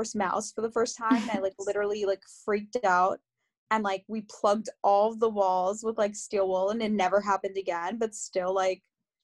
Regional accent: Long Island, New York, United States; also born or lived in Queens, New York / North Carolina; now in New York City, United States; I was born and raised in New York. I was born in Queens, raised on Long Island

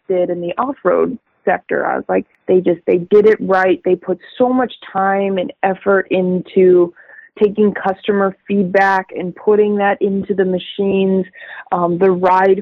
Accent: Tucson, Arizona, United States; moved away as an adult; now in San Diego, United States; I was born and raised in Arizona. I never lived anywhere other than Tucson.

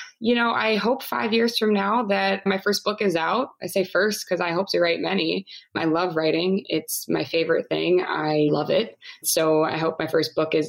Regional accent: Maryland, United States; I'm from Maryland

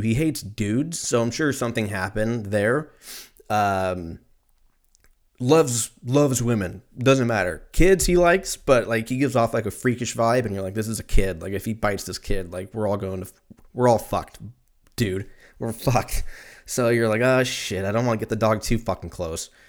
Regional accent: Lancaster, California, United States; I grew up in Lancaster

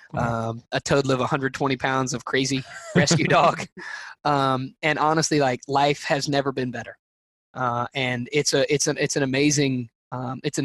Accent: Alabama, United States; I'm from Alabama

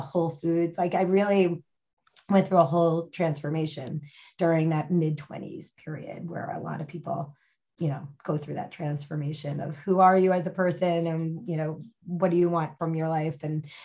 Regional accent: New Jersey, United States; moved away; also born or lived in Miami / Boston / Brooklyn; I'm from New Jersey

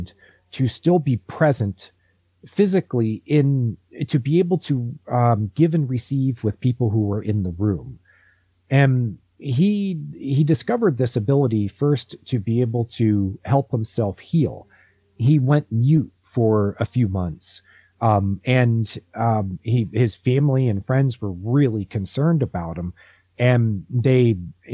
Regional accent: Ohio, United States; I grew up in Ohio

